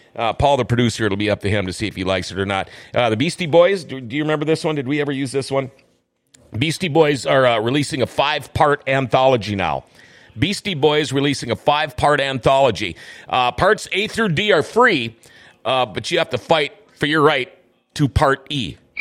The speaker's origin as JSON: {"language": "English", "town": "Thief River Falls", "region": "Minnesota", "country": "United States", "tie": "born or raised there", "said": "me growing up at Thief River Falls"}